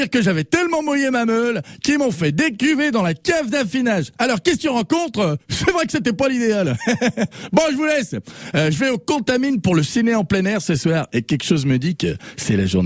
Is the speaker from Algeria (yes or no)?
no; Auvergne-Rhône-Alpes, France; en tant que savoyard, il a rien de tel pour me faire tourner le petit lait.